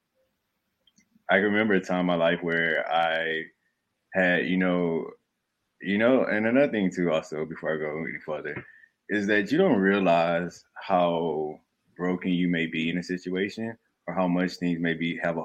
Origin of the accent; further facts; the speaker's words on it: Southeast Texas, United States; moved away as an adult; also born or lived in Dallas, Texas; now in New York, United States; I'm originally born in Dallas, Texas. Grew up in Southeast Texas. And lived in Texas my whole life. Born and raised there up until maybe in my mid-20s. I moved to New York